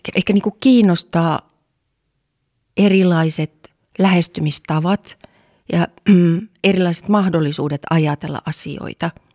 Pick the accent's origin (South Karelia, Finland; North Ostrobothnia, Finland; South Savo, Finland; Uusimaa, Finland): North Ostrobothnia, Finland; Oulu; täällä Oulussa, siis mä oon Oulussa syntynyt ja kasvanut